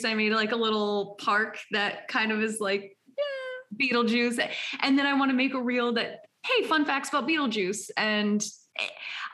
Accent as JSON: {"language": "English", "country": "United States", "said": "I'm an American"}